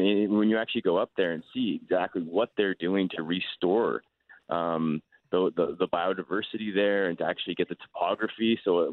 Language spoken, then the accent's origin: English; Calgary, Alberta, Canada; I'm from Calgary